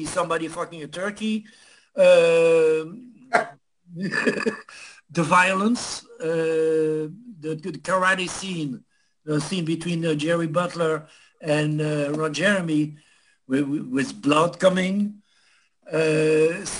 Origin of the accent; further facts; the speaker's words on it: Belgium; moved away as an adult; also born or lived in France; now in New York City, United States; I'm from Belgium